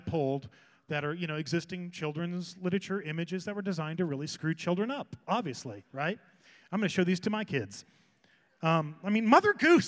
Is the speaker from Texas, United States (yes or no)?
no; Whittier, California, United States; I grew up in Hacienda Heights and Whittier in that area